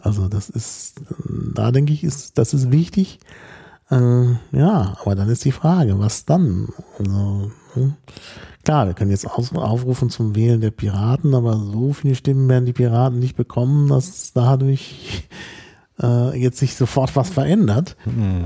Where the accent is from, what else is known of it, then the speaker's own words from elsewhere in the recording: Berlin, Germany; als Berliner